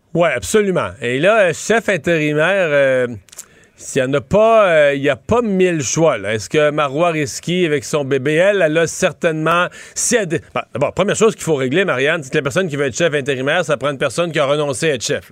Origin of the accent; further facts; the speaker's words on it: Quebec, Canada; chez nous au Québec